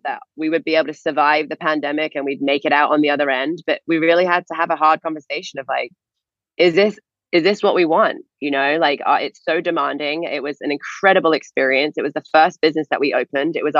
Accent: England, United Kingdom; moved away as an adult; also born or lived in Florida; we're not from Florida. I'm from England.

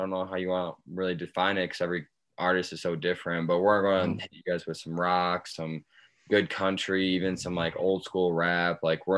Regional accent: Michigan, United States; I'm from Michigan originally, and I've bounced around my fair share, lived out of the back of my truck

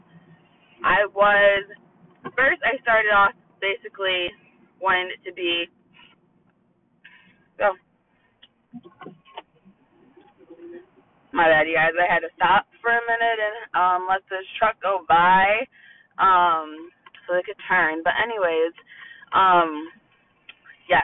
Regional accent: Toledo, Ohio, United States; I'm from Toledo, Ohio.

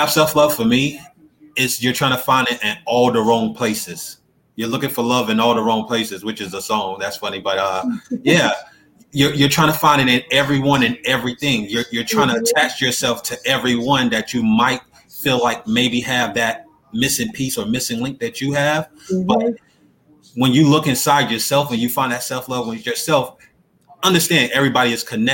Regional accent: North Carolina, United States; I was born and raised in North Carolina, and my family is from North Carolina

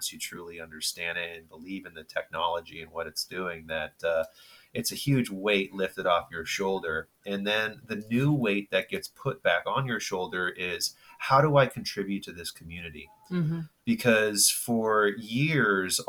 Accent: Bay Area, Northern California, United States; grew up in Northern California in the Bay Area. Apple was walking distance from my house

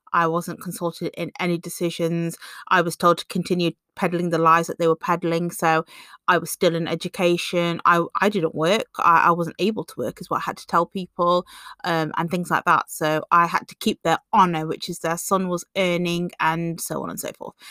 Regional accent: England, United Kingdom; being born and bred in England

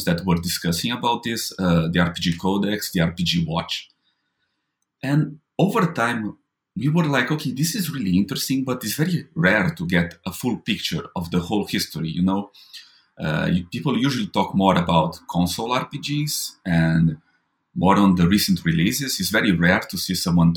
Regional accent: Brazil; as a Brazilian, when I was growing up in Brazil

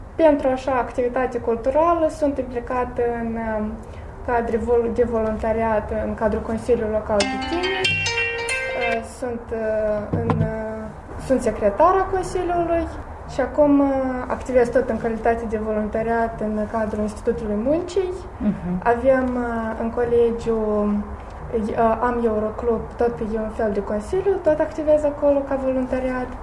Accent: Alexandrovca, Moldova; also born or lived in Gangura; Sunt din Alexandrovca, da. Acasă vorbim în vulgară și în rusă.

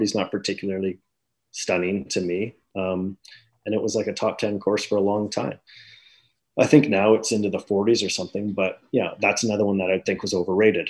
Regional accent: outside of Toronto, Ontario, Canada; now in Toronto, Canada; I grew up outside of Toronto, when I only spent like the odd time coming into Toronto

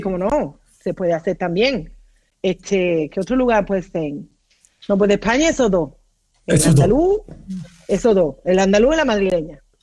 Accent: Mexico; now in Los Angeles, United States; yo soy mexicanísima y en Los Ángeles

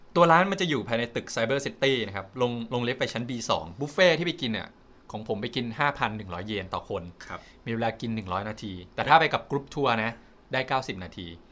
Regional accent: Thailand; เราเป็นคนไทย

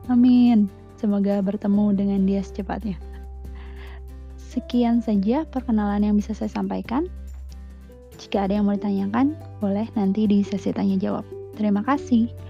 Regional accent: Bandung, West Java, Indonesia; born there; Saya lahir di Bandung 21 Januari 1993.

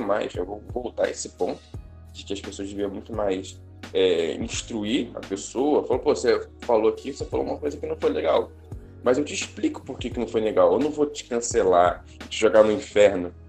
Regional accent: Rio de Janeiro, Brazil; moved away as an adult; also born or lived in Guarapari / Vitória / Espírito Santo; Eu sou nascido, eu sou nascido e criado no Rio de Janeiro

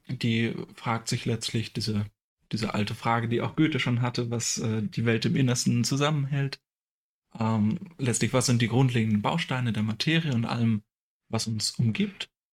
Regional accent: a small village near Hamelin, Lower Saxony, Germany; moved away as an adult; also born or lived in Münster; ich komme ursprünglich aus einem kleinen Dorf in der Nähe von Hameln

